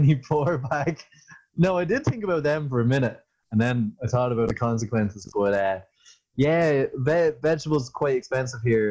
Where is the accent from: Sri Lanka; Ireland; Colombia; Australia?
Ireland; We definitely lived up to the stereotype of being Irish